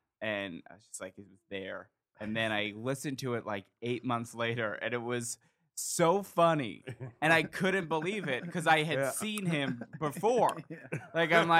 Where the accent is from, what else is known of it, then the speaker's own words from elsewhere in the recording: Los Angeles, California, United States; now in New York, United States; Oh yeah. Well, I'm from Los Angeles.